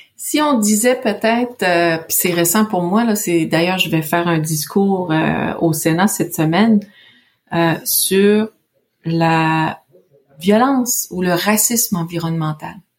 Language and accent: French; Canada; je viens de la Mouchouanepi, il n'y a pas de Canada Goose là-bas